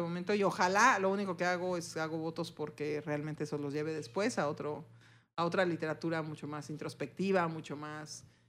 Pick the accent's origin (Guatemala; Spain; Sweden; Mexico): Mexico; Somos dos mujeres mexicanas que somos las propietarias y quienes operamos el negocio